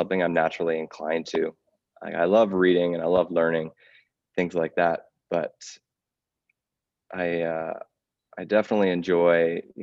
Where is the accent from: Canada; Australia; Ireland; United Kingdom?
Canada; Smiths Falls, Ontario; I grew up in Smiths Falls, Ontario